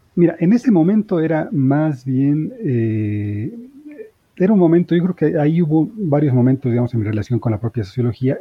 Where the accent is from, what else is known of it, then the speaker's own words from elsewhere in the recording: Bolivia; moved away as an adult; also born or lived in Spain; now in Mexico; soy boliviano de origen, he vivido toda, aunque nací en España, pero digamos, toda la vida la, vivía en Bolivia